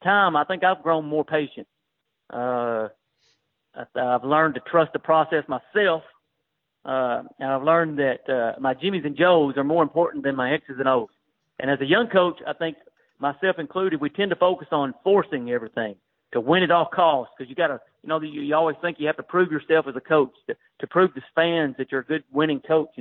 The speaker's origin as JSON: {"language": "English", "town": "Waynesboro", "region": "Tennessee", "country": "United States", "tie": "born or raised there", "lives_now": "Mount Pleasant, United States", "said": "where I grew up in Waynesboro, Tennessee"}